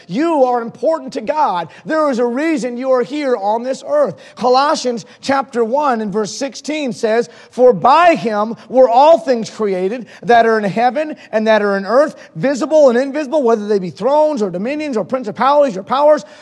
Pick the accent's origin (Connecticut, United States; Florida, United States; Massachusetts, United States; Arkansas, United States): Massachusetts, United States; Holyoke; also born or lived in Springfield, Massachusetts / Mainz, Germany; I was born in Springfield, Massachusetts and I grew up in Holyoke, Massachusetts